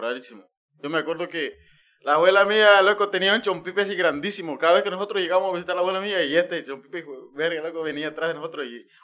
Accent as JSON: {"language": "Spanish", "country": "Guatemala", "moved": "yes", "lives_now": "United States", "said": "nosotros donde venimos, eh, en Guatemala"}